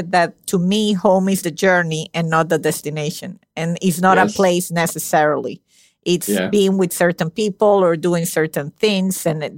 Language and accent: English; Venezuela; now in United States; my parents are Italian. I was born and raised in Venezuela